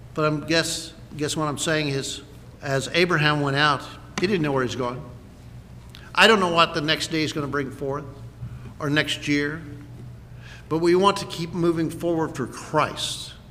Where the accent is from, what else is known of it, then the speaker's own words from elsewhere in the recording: United States; as an American